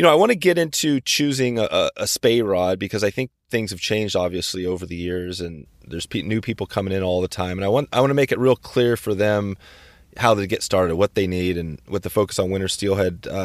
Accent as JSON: {"language": "English", "country": "Poland", "also_born_or_lived": "San Francisco Bay Area", "moved": "as an adult"}